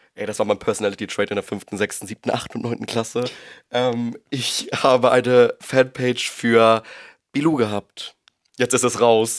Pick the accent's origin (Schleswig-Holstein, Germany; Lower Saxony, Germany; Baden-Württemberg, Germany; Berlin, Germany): Schleswig-Holstein, Germany; Husum; moved away as an adult; also born or lived in Los Angeles; now in Hamburg, Germany; ich komme eigentlich ursprünglich aus Husum, bin jetzt nach Hamburg gezogen wegen meiner Ausbildung damals